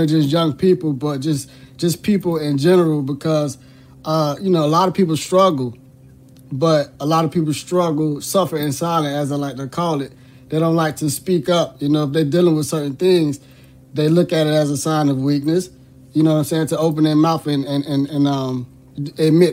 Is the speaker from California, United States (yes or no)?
no; Miami, Florida, United States; born and raised in Miami, Florida.